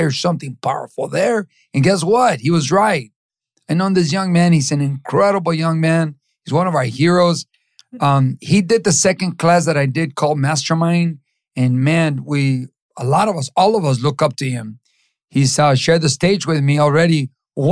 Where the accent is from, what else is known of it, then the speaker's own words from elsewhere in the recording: Los Angeles, California, United States; also born or lived in Mexico; I grew up in East